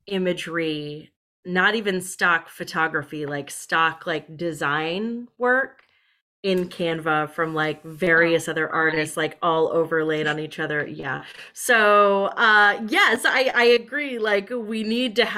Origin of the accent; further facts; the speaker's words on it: Denver, Colorado, United States; now in Brooklyn, United States; we're all originally from Denver and none of us live there now. I live in Brooklyn